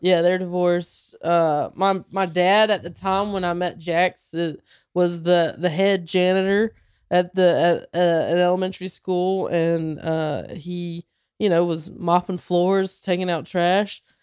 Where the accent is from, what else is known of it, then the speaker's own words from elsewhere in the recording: near Charlotte, North Carolina, United States; moved away; in Charlotte, uh, twenty minutes from my hometown